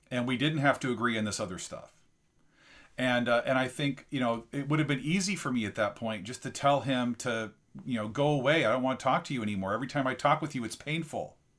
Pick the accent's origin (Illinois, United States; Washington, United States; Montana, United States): Washington, United States; La Crosse; I grew up in La Crosse, Washington, eighty miles south of Spokane